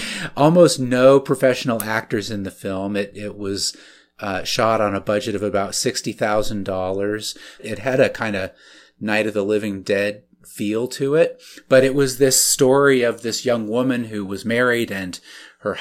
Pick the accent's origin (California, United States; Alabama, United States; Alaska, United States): Alaska, United States; so I grew up mostly in Alaska in conservative evangelical Christian circles